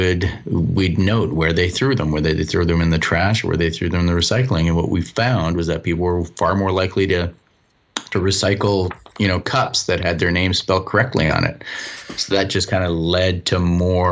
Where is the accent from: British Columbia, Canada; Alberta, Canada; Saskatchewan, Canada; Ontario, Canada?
British Columbia, Canada; Vancouver; also born or lived in New Zealand; I come from Vancouver, British Columbia, I grew up, and I spent a year in New Zealand